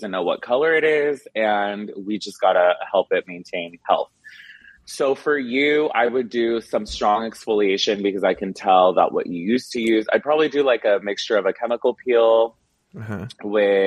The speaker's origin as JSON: {"language": "English", "country": "United States", "tie": "born or raised there", "said": "My parents are from Mexico and I was born in America, but my ties are very strong to Mexican culture"}